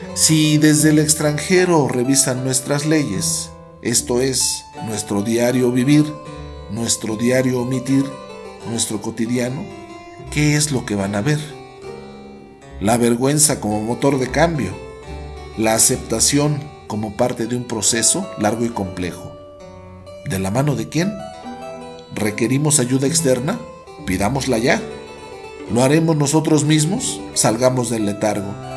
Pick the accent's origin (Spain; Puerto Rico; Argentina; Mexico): Mexico